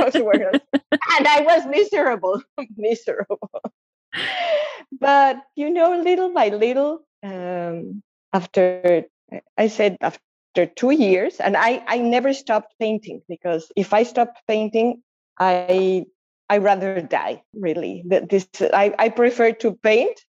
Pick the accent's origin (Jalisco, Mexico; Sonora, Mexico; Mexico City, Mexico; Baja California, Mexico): Mexico City, Mexico; moved away as an adult; now in San Diego, United States; I was born and raised in Mexico City 66 years ago